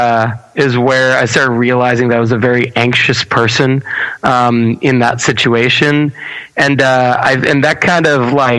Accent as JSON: {"language": "English", "town": "Baldwin", "region": "New York", "country": "United States", "tie": "born or raised there", "said": "I'm born and raised in Baldwin, New York"}